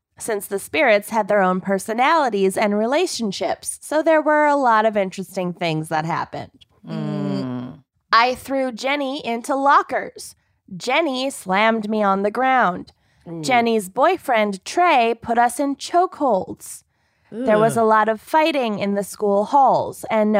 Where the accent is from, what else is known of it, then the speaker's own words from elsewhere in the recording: Minnesota, United States; I grew up in Minnesota, represent.